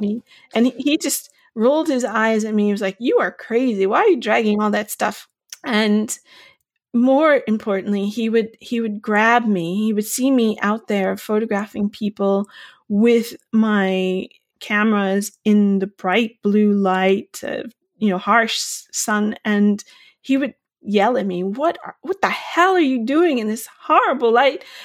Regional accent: Long Island, New York, United States; also born or lived in Bay Area, California; now in County Clare, Ireland; I'm originally from Long Island in New York

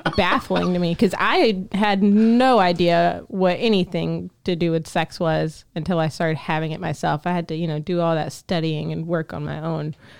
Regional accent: the South, United States; a young woman growing up in the South, in a small town

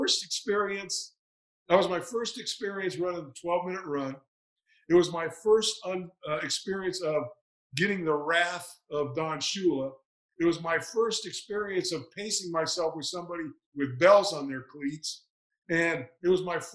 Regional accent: Northern California, United States; moved away as an adult; I grew up in Northern California and really had never been east of Nevada in my life

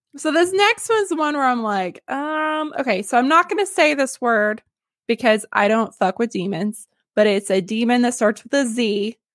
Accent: Arkansas, United States; now in San Antonio, United States; I'm from Arkansas.

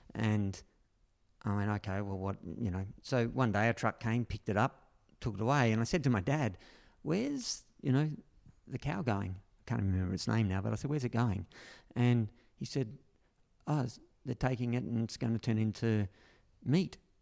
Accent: Berry, New South Wales, Australia; my hometown, no, which really was Berry, only five minutes down the road. But this is where I grew up

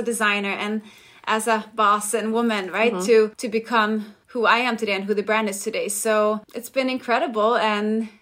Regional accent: Denmark; moved away as an adult; now in Los Angeles, United States; I'm from Denmark, but have been living in LA for the past 15 years

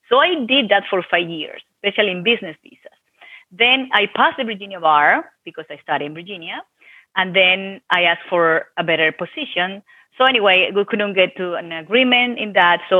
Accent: Venezuela; Well, actually, it was fine. Uh, was I was an attorney there. I graduated in Venezuela, Catholic University.

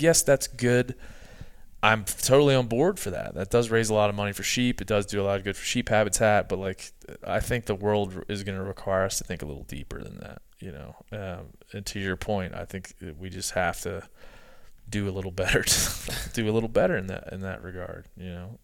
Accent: East Coast, United States; I'm from the East Coast.

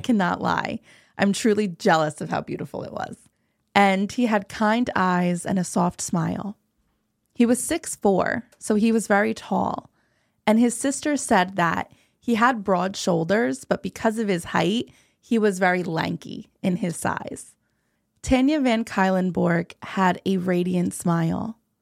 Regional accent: New Jersey, United States; I'm from New Jersey. I'm not from Washington.

